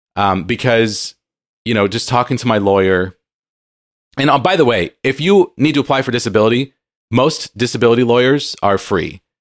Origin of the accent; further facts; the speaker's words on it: San Diego, California, United States; moved away; I grew up in San Diego